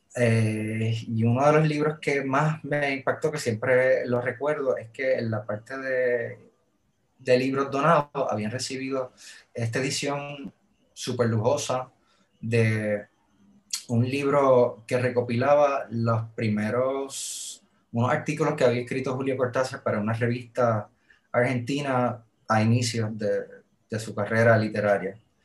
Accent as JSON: {"language": "Spanish", "country": "Puerto Rico", "said": "Yo, vengo de Puerto Rico, yo vengo del trópico"}